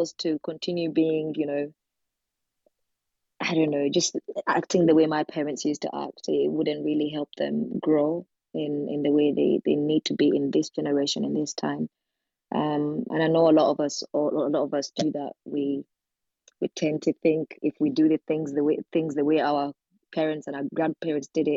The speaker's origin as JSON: {"language": "English", "country": "Uganda", "moved": "yes", "lives_now": "United Kingdom", "said": "I am from the UK. I'm originally from Uganda, but I'm living in the UK right now"}